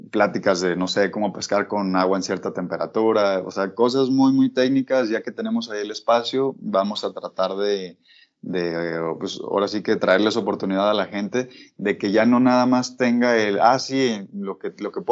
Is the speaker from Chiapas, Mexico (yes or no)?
no; Guadalajara, Jalisco, Mexico; yo soy de aquí de Guadalajara